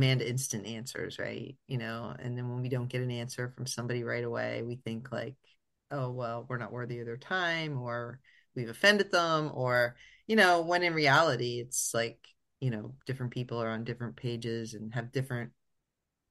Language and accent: English; Northeast Pennsylvania, United States; moved away; also born or lived in California; we're from Northeast PA and it gets cold